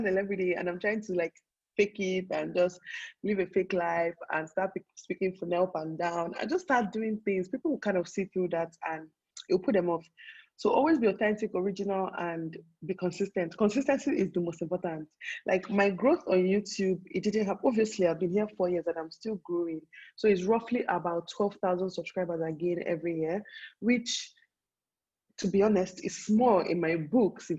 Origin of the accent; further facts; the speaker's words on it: Nigeria; people like us that will live all our lives here